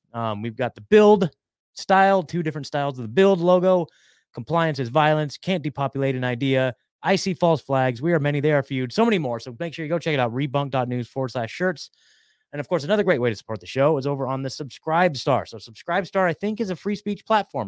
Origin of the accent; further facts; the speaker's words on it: Oregon, United States; moved away; I'm from Oregon